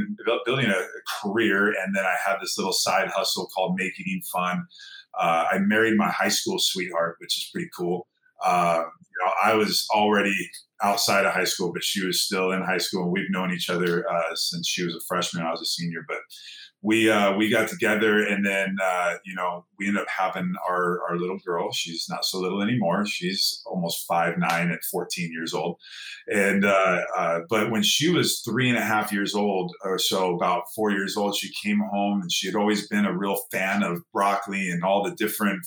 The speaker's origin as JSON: {"language": "English", "town": "Downey", "region": "California", "country": "United States", "tie": "born or raised there", "said": "I grew up in Southern California here in a little town called Downey, just outside of East"}